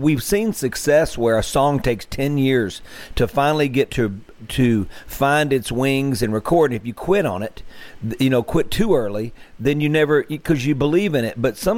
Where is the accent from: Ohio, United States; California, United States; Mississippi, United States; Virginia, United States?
Mississippi, United States; Greenville; Actually, as close as it gets, my hometown of Greenville.